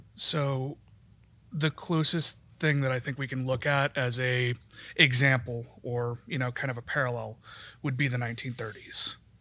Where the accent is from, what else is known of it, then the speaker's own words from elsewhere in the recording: Wyoming, United States; I grew up in Wyoming.